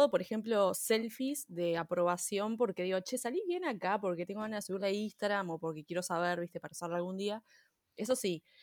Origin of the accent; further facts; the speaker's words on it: Uruguay; Pero somos uruguayas, somos uruguayas.